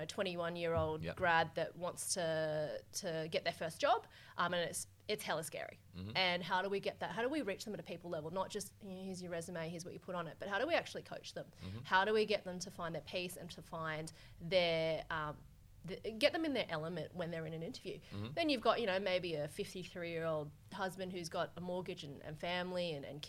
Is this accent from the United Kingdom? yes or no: no; Australia; also born or lived in Hong Kong; I was born in Hong Kong and I came over here when I was quite young, did most of my schooling over here.